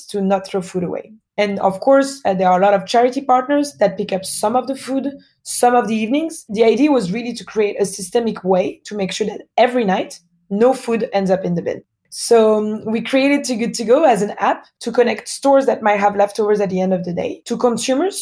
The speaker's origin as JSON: {"language": "English", "town": "Paris", "region": "Île-de-France", "country": "France", "tie": "born or raised there", "accent": "French", "said": "born and raised in France, in Paris"}